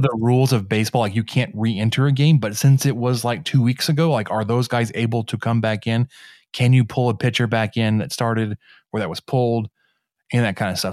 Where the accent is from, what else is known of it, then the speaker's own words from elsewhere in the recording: Mesquite, Texas, United States; my hometown, Mesquite, Texas